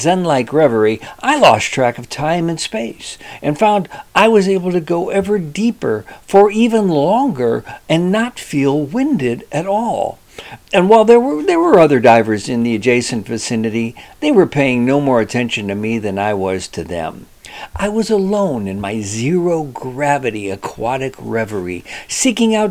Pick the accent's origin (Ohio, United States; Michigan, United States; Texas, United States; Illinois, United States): Ohio, United States; Cleveland; I was born in Cleveland.